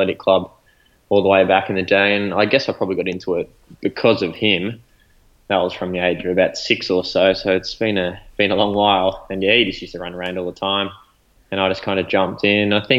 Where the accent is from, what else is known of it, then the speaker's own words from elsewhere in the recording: Ballarat, Victoria, Australia; also born or lived in Melbourne; I'm from Ballarat, born and bred